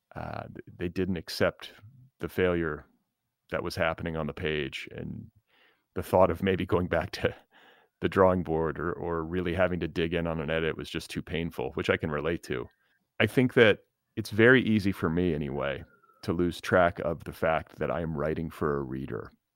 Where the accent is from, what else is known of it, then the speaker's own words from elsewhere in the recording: Midwest, United States; moved away as an adult; also born or lived in the South (familial roots); now in Los Angeles, United States; I was born in the Midwest. But I, I live in L A.